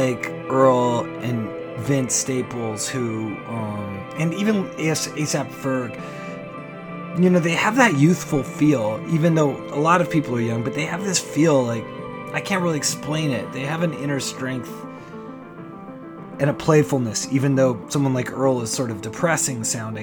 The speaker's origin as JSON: {"language": "English", "country": "Canada", "said": "I'm Canadian"}